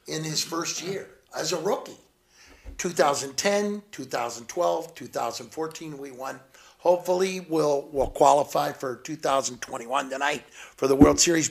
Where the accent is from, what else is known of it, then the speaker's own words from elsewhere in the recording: Cape Girardeau, Missouri, United States; now in California, United States; I'm originally from Missouri, from Southeast Missouri, Cape Girardeau